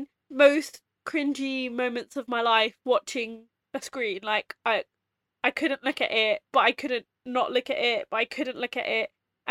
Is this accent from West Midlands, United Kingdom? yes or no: no; London, United Kingdom; we're from London